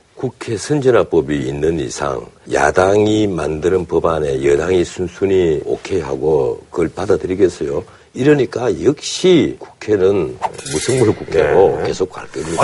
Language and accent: Korean; Ulsan, South Korea; moved away; also born or lived in Busan; 나는 울산 출신이지만 부산사 학교를 다녔고